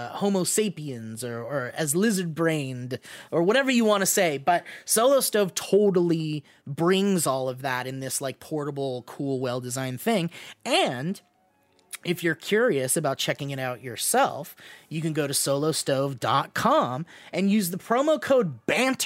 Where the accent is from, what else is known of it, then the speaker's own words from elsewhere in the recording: California, United States; I grew up in California